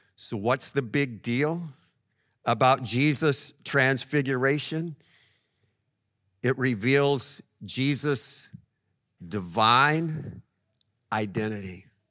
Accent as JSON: {"language": "English", "town": "El Paso", "region": "Texas", "country": "United States", "tie": "born or raised there", "moved": "yes", "said": "When I was growing up in El Paso, Cloudcroft, New Mexico was about two hours away."}